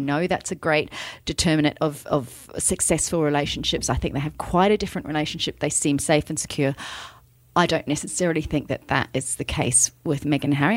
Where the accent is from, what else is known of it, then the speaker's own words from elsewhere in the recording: New Zealand; a New Zealander from birth